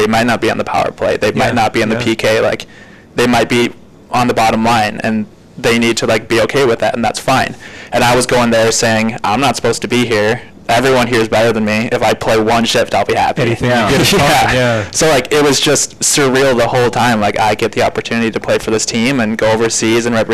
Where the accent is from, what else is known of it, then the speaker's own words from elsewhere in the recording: Wisconsin, United States; I was born in Wisconsin, but my mom and dad grew up in North Dakota